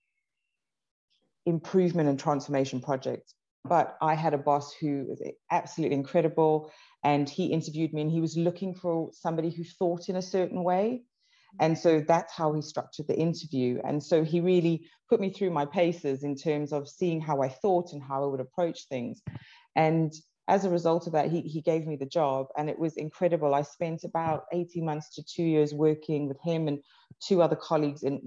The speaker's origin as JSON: {"language": "English", "country": "South Africa", "tie": "born or raised there", "said": "I grew up in South Africa."}